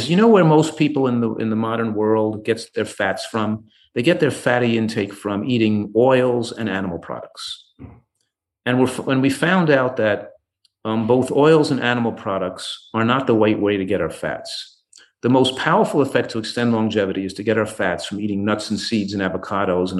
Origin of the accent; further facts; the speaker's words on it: Yonkers, New York, United States; moved away as an adult; also born or lived in Tarrytown, New York / Philadelphia, Pennsylvania; I grew up in Yonkers, New York